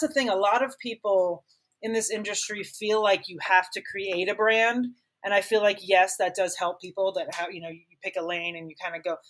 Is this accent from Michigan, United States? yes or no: no; Miami, Florida, United States; moved away as an adult; now in Denver, United States; I grew up in Miami my parents were original season ticket holders with the Dolphins